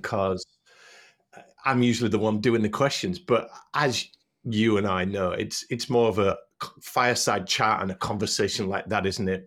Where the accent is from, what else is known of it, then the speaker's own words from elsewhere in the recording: Hull, Yorkshire and the Humber, United Kingdom; moved away as an adult; also born or lived in North Carolina; I grew up in Hull, went to a pr, a Catholic primary school